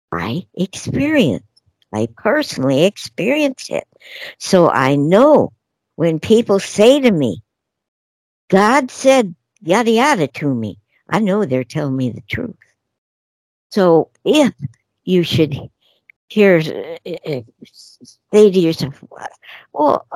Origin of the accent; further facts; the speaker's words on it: Denver, Colorado, United States; I'm from Denver